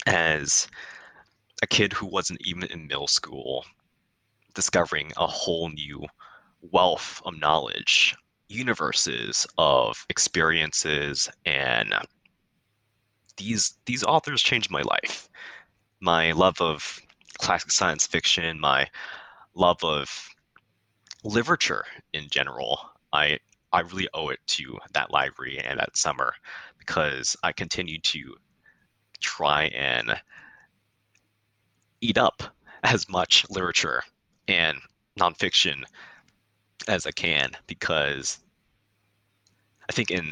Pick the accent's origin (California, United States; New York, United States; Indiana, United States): California, United States; Yes, I will point to three places in my neighborhood that greatly shaped the person that I've become.